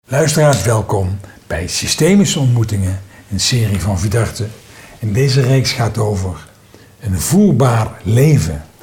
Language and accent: Dutch; Limburg, Netherlands; now in North Brabant, Netherlands; ik kom daar zelf ook vandaan